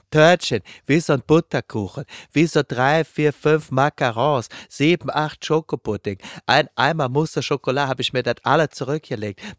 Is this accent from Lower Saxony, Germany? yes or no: no; Munich, Bavaria, Germany; bei dem man eigentlich sagen würde als Münchner, das ist Akmade Wiesen.